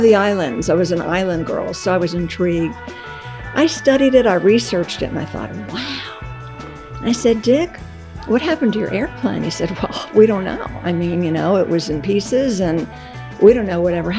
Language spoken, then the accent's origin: English; North Carolina, United States; from North Carolina, my hometown